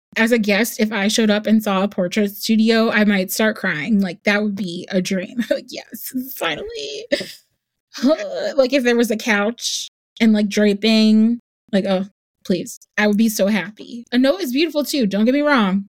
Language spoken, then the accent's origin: English; New Jersey, United States; moved away as an adult; also born or lived in New York; now in Charlotte, United States; I grew up in New Jersey, but my entire family is in the South